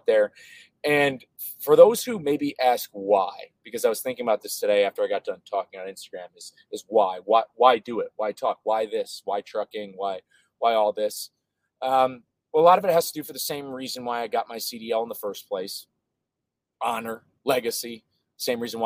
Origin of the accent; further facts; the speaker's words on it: United States; I'm an American, I'm a patriot, and I care about my country